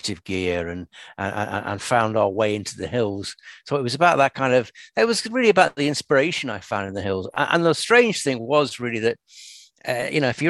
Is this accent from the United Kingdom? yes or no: yes; Merseyside, North West England, United Kingdom; now in Inverness, United Kingdom; I come from Merseyside originally, and I don't know if you know Merseyside, but it's a pretty built-up industrial area, really